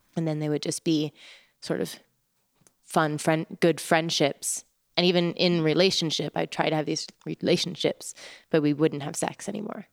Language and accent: English; Oregon, United States; moved away as an adult; also born or lived in Taos, New Mexico; Growing up in Oregon, where it was wet most of the time and gray most of the time